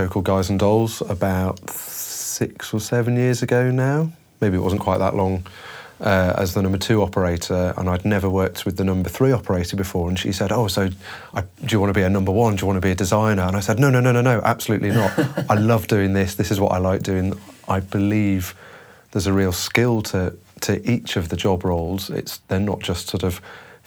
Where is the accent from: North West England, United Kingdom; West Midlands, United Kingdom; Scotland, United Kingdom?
North West England, United Kingdom; Liverpool; moved away as an adult; also born or lived in London; I'm from Liverpool